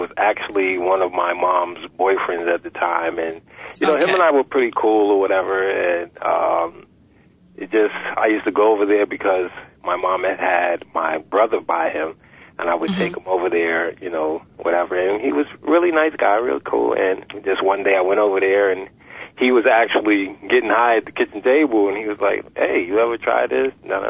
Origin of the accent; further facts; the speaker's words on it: New York, United States; Yes, I was, right in the projects, in the Wagner projects, in the Upper East Side.